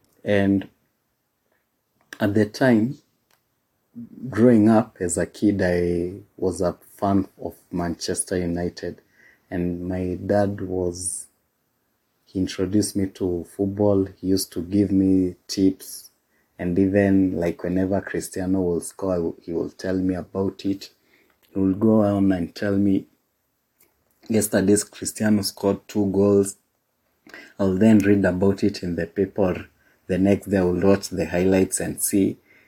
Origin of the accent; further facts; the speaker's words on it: Kenya; And being a Kenyan boy, at the time we didn't get to see a lot of La Liga